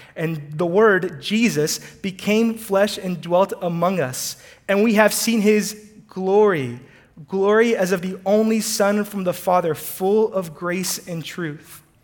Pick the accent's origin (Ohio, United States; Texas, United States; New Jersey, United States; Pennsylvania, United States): Texas, United States; College Station; also born or lived in Houston, Texas; I was born in Houston, but I was raised in College Station, Texas